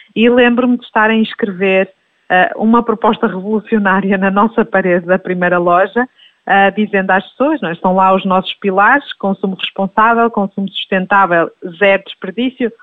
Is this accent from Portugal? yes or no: yes; Minho, Portugal; now in Lisbon, Portugal; eu sou minhota, portanto, vimos os dois de pequenas comunidades tivemos o privilégio de nascer e crescer perto da, da natureza